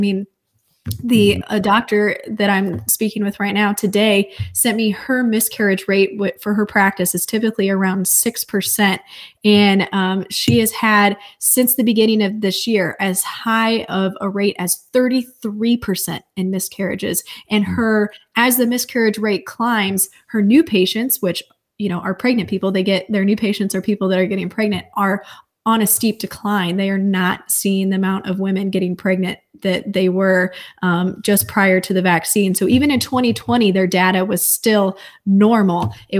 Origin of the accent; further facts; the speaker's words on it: St. Louis, Missouri, United States; I'm originally from, and that's where I'm at right now, visiting family. I'm from St. Louis, Missouri area.